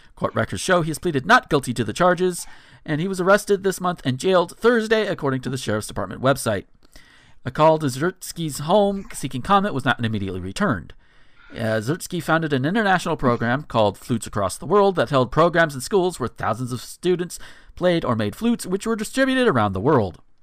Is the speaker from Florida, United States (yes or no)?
yes; Northwest Florida, United States; I grew up in Northwest Florida, right on the border of Alabama and Georgia